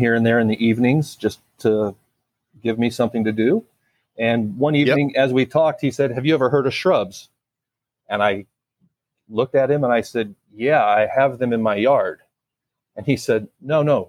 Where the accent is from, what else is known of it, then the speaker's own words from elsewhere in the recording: Illinois, United States; also born or lived in Colorado / Alabama; now in Florida, United States; I grew up in Illinois.